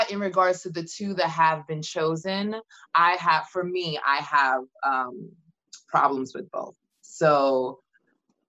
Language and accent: English; Nigeria; now in United States; I'm Nigerian, that got my citizenship 2016